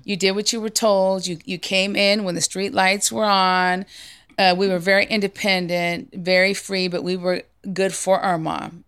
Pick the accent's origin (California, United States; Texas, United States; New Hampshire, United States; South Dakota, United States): California, United States; San Jose; I was raised in the Bay Area